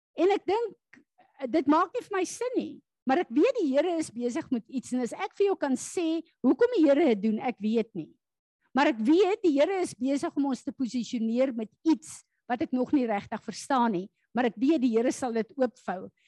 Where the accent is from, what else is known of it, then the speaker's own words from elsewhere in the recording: South Africa; as Suid-Afrikaners